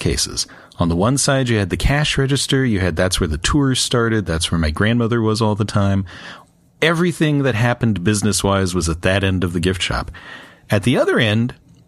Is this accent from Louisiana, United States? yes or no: no; Florida, United States; growing up in the Doll Museum, it was on US 27 in Florida